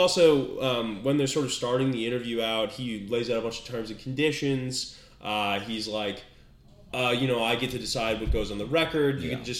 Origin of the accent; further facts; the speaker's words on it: Midwest, United States; we're from the Midwest-ish.